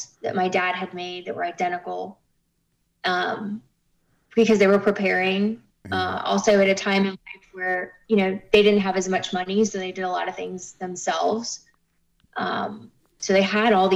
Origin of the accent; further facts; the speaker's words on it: Kettering, Ohio, United States; moved away as an adult; now in Houston, United States; I was born in Kettering, Ohio